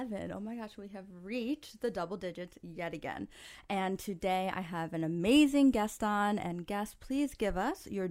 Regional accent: New York, United States; I'm from New York.

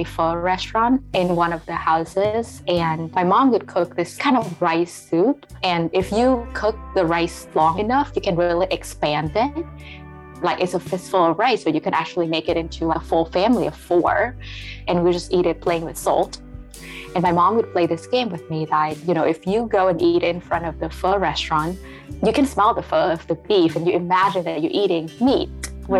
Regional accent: Vietnam; now in United States; growing up in Vietnam

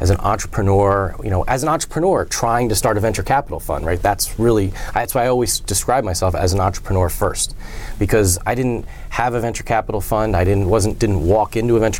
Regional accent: Wilmington, Delaware, United States; I grew up in Wilmington, Delaware.

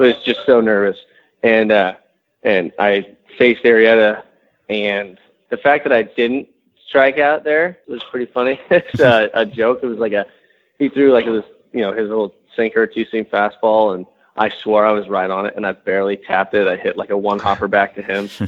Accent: San Diego, California, United States; moved away; when I was growing up, and I grew up in San Diego

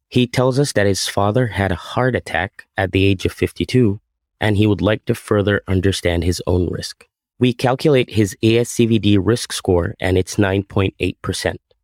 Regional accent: Egypt; moved away as an adult; also born or lived in Massachusetts; now in Burlington, United States; I grew up in Egypt, where I also attended med school and finished a cardiology residency

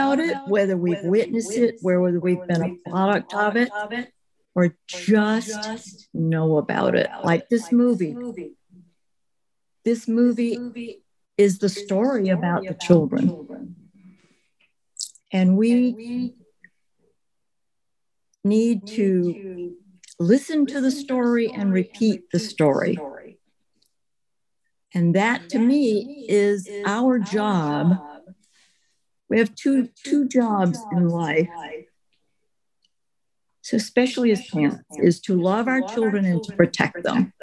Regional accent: United States; as Americans

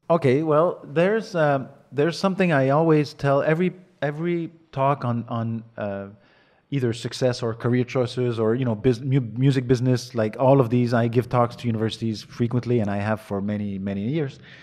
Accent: north of Montreal, Quebec, Canada; English is a second language; I was born in Montreal, raised, uh, in the woods, an hour and a half north of Montreal.

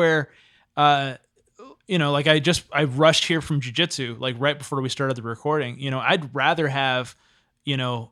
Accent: town outside San Diego, California, United States; I live in like this little tiny town just outside of San Diego

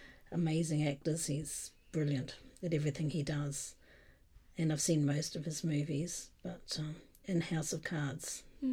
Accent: New Zealand; I am being Kiwi, I'm biased

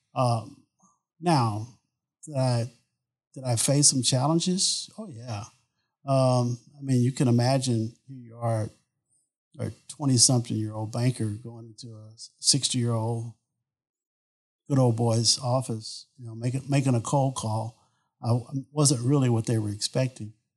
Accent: Beaumont, Texas, United States; moved away; I grew up in Southeast Texas. I'm from Beaumont, Texas.

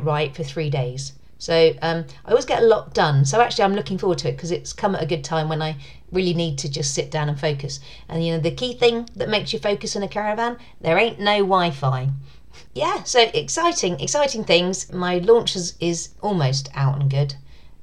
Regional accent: United Kingdom; accent: British; my sexy British accent

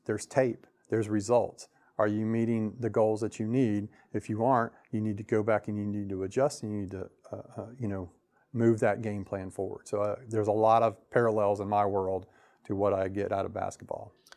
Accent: Lakeland, Florida, United States; I was born in Polk, born in Lakeland, so I've been here all my life

